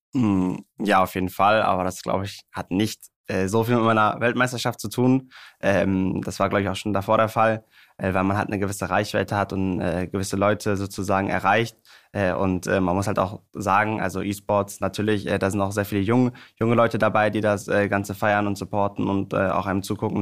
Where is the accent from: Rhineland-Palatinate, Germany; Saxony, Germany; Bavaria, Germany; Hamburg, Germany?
Hamburg, Germany; bei meiner Heimatstadt beim HSV